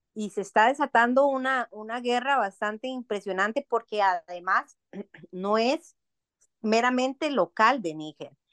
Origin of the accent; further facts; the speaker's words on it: Costa Rica; nosotros como costarricenses